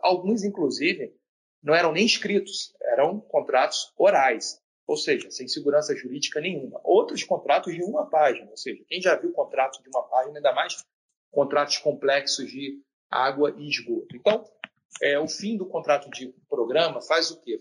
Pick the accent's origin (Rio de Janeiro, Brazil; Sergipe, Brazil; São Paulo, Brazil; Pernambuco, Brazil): Rio de Janeiro, Brazil; Eu sou da região sudeste, sou do Rio de Janeiro